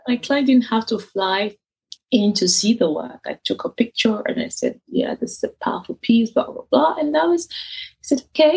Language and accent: English; Benin City, Edo, Nigeria; moved away as an adult; also born or lived in east of Nigeria; now in United Kingdom; I'm from the east of Nigeria, where Igbos, even though I was born and raised in Benin, and I came to the UK for my university